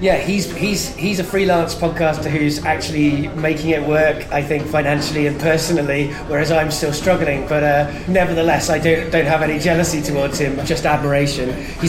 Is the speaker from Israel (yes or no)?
no; United Kingdom; I define as British, and for many years I've met people saying you should call yourself English or whatever